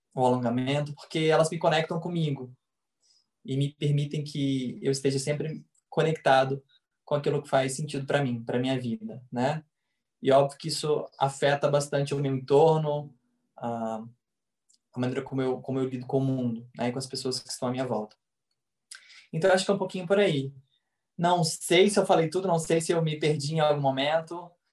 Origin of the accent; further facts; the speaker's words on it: Goiânia, Goiás, Brazil; also born or lived in Rio de Janeiro; eu sou goiano, nascido e criado em Goiânia